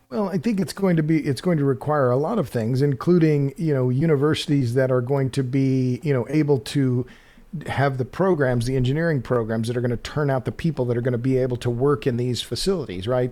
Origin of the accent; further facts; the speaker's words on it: Oklahoma, United States; I grew up in Oklahoma